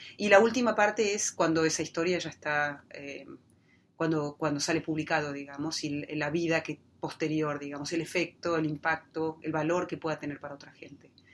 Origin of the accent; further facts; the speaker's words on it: Neuquén, Argentina; cuando yo era chica, eh, creciendo en la Patagonia